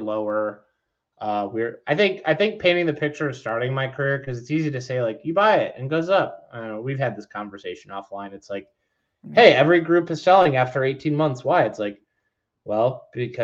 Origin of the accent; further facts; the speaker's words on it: Detroit, Michigan, United States; moved away; I'm from Detroit.